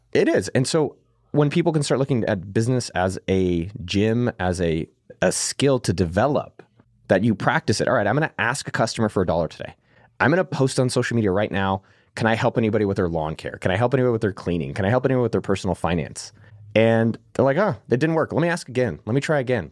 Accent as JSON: {"language": "English", "area": "Silicon Valley", "region": "California", "country": "United States", "tie": "born or raised there", "said": "I come from Silicon Valley where I was very lucky to be around this, like, elite environment, working for Zuckerberg directly, growing up literally a few miles from Apple headquarters"}